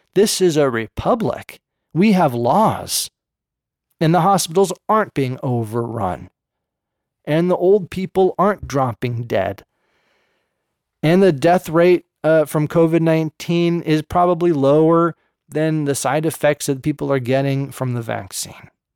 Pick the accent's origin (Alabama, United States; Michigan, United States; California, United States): California, United States; Berkeley; I grew up in Berserkly